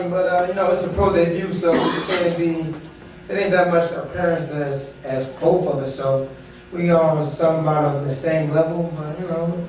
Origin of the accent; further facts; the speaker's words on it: Chester, Pennsylvania, United States; I'm from Chester, PA.